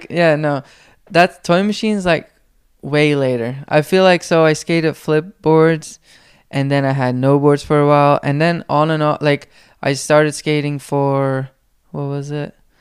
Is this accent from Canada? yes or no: no; Belgium; first language Flemish; English is a second language; moved away; in my hometown, there was a skate shop